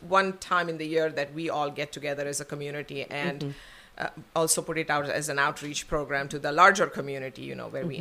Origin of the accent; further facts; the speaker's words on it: Vadodara, Gujarat, India; moved away as an adult; also born or lived in Panchgani; now in Houston, United States; I was born and raised in Baroda. I went to school there. I went to Panchkani Boarding School for a few years. Then I was back in Baroda, did my university, and moved here when I was 20 years old